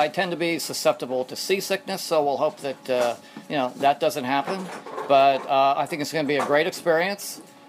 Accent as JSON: {"language": "English", "town": "Marina del Rey", "region": "California", "country": "United States", "said": "I'm from Marina Del Rey, California."}